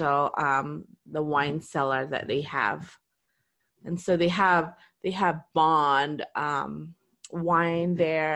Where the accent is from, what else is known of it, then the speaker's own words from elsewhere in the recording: Philippines; I'm Filipino